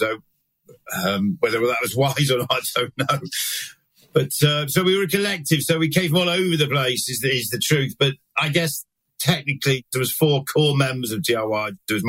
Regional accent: Manchester, North West England, United Kingdom; growing up in Manchester, north of England in the 80s was just absolutely fucking lucky as anything

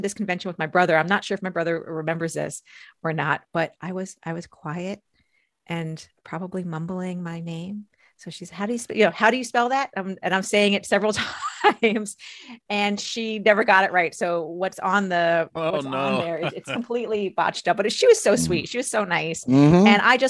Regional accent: outside New York City, United States; I grew up outside New York City

